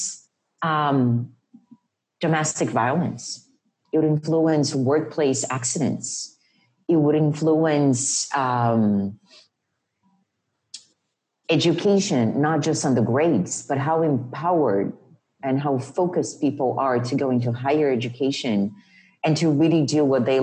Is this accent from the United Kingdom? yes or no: no; Rio de Janeiro, Brazil; moved away; And I grew up in Rio.